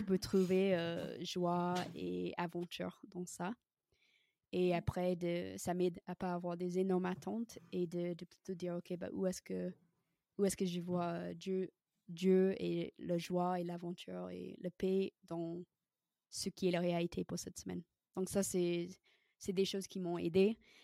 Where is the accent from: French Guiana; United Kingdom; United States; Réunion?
United States; French is a second language; moved away as an adult; also born or lived in Washington / the South (US) / Canada; now in France; j'ai grandi aux États-Unis j'ai un passeport américain